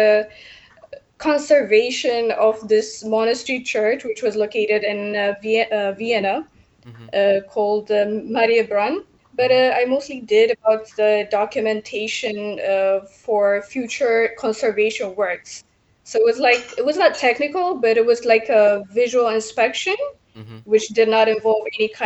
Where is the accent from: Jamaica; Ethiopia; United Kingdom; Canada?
Ethiopia; Addis Ababa; now in Portugal; I'm originally from Ethiopia, but now I'm residing in Portugal.